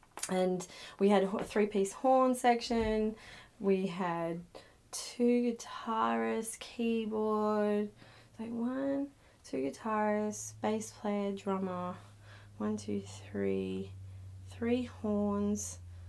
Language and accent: English; Northern Beaches, New South Wales, Australia; So I guess, you know, I grew up in the Northern Beaches and it just, I don't know, there were a lot of artistic people